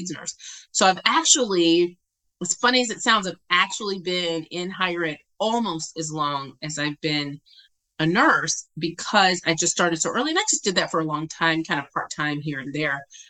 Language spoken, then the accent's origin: English; Virginia, United States; I'm originally from Virginia